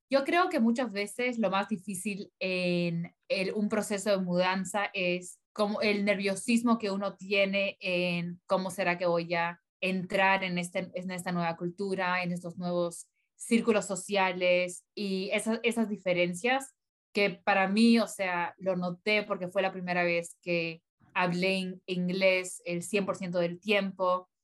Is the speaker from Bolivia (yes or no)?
yes; Bolivia; also born or lived in Colorado, United States; now in United States